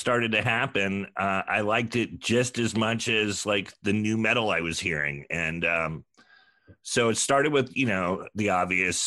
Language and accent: English; Sonoma, California, United States; moved away; I moved back to my hometown of Sonoma and worked at their Tower.